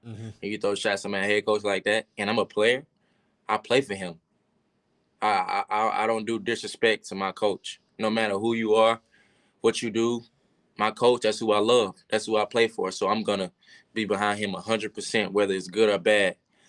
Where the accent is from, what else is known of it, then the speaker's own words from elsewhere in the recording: Georgia, United States; I had a lot of family there. I'm from Georgia.